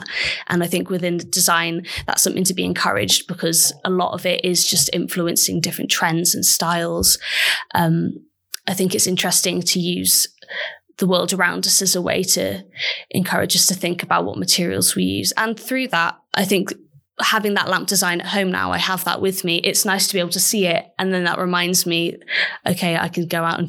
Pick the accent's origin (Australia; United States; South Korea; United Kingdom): United Kingdom; Mid Wales; I'm from Mid Wales, which is really rural.